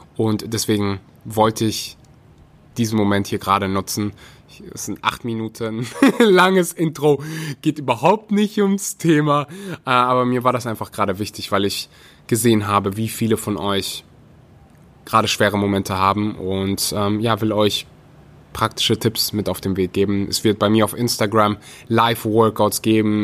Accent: North Rhine-Westphalia, Germany; ich komme aus Nordrhein-Westfalen

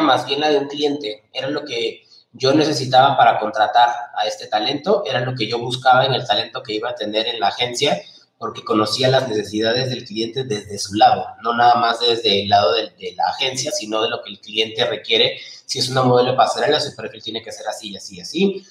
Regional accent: Peru; moved away as an adult; also born or lived in Lima; now in Mexico; yo soy peruano

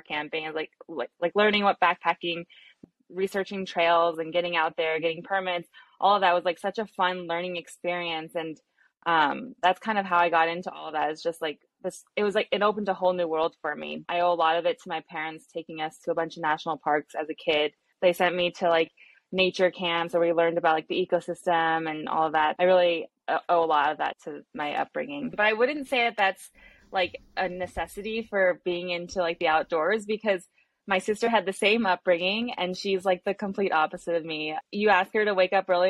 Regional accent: San Diego, California, United States; also born or lived in Long Island, New York; I grew up in San Diego, but I lived in Long Island, New York for a little bit

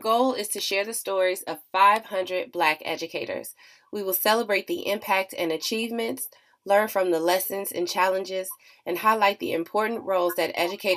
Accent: Chicago, Illinois, United States; I'm from Chicago

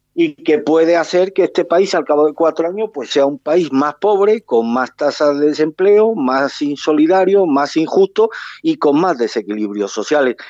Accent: Spain; eso a mí como español, pero sobre todo como trabajador autónomo

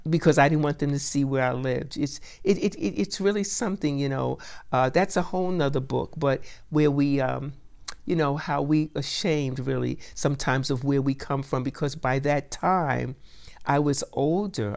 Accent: New York City, New York, United States; now in Dayton, United States; I'm a New Yorker

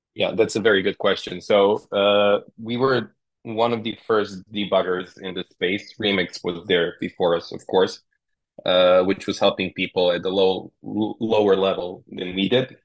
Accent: Serbia; We're from Serbia, so in Eastern Europe

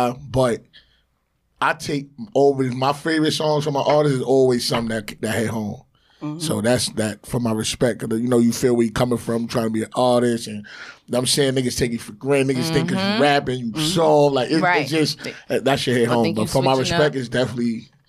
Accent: New York City, New York, United States; I'm definitely, I'm from Far Rock America.

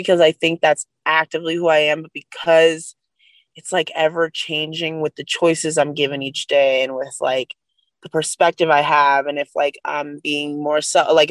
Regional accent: United States; being an American

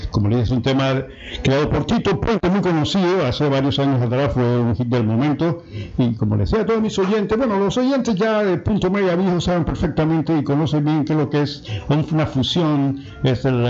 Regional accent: La Chorrera, Panamá Oeste, Panama; moved away; mi pueblo, de las chorreras

